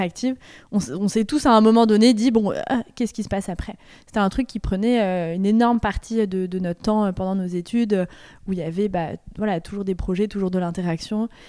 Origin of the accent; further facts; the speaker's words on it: France; moved away as an adult; also born or lived in Liège, Belgium; je suis française